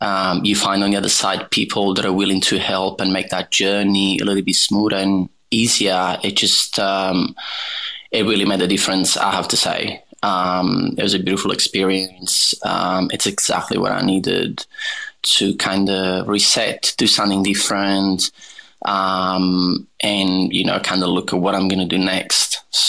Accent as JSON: {"language": "English", "town": "Naples", "region": "Campania", "country": "Italy", "second_language": "English", "said": "I am originally from Naples, which is south of Italy. It's about 200 kilometers south of Rome."}